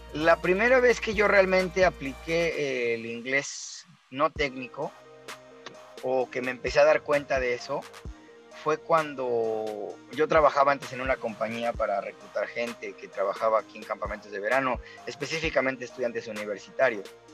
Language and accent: Spanish; Mexico; moved away; Yo soy mexicano